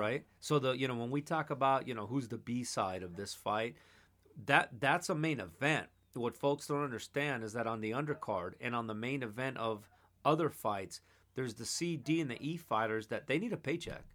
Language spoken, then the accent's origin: English; Los Angeles, California, United States; I grew up in Los Angeles, California, born and raised. Atwater Village.